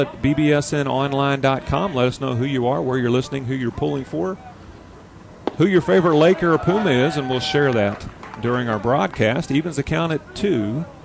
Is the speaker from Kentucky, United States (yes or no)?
yes; Louisville, Kentucky, United States; my hometown of Louisville, Kentucky